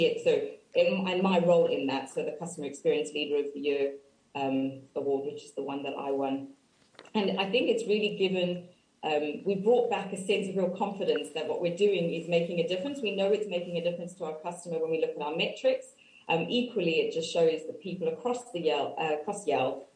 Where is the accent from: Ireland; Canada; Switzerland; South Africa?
South Africa; Cape Town, Western Cape; moved away as an adult; now in Reading, United Kingdom; I grew up in Cape Town, and I moved to the UK about 13 years ago